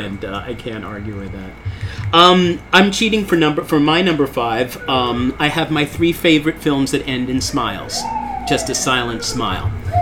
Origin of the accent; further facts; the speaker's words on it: Philadelphia, Pennsylvania, United States; I'm from Philadelphia. I believe in God.